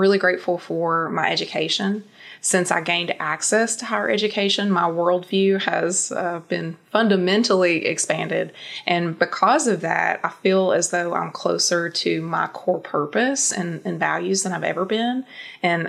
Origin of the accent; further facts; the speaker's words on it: Eastern Kentucky, United States; I grew up in Eastern Kentucky